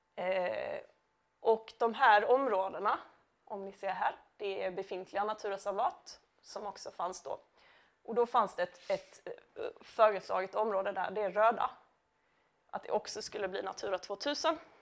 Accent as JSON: {"language": "Swedish", "town": "Lund", "region": "Skåne", "country": "Sweden", "tie": "born or raised there", "lives_now": "Malmö, Sweden", "said": "jag är uppvuxen i Lund, bor numera i Malmö"}